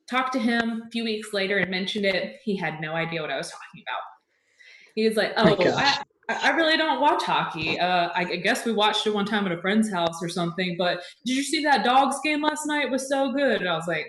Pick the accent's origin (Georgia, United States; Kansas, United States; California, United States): Georgia, United States; Athens; I grew up in Athens, Georgia